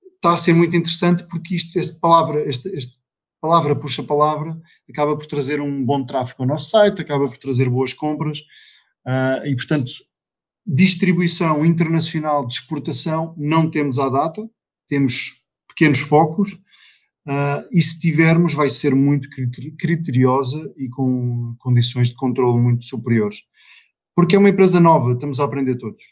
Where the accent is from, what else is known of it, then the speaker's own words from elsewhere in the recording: Vila Real, Norte, Portugal; sou original de Vila Real e, portanto, a minha vida foi sempre inicialmente muito ligada à, à agricultura